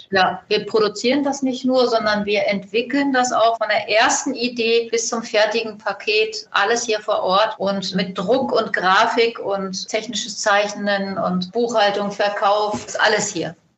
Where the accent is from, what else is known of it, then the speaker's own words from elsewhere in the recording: Germany; Ich komme hier aus dem Nachbarlandkreis von Lüchow-Dannenberg